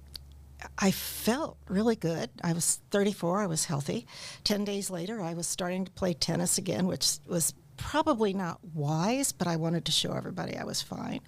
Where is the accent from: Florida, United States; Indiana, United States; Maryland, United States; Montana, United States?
Indiana, United States; Warsaw; also born or lived in Peoria, Illinois; I am from Warsaw, Indiana. I grew up in Warsaw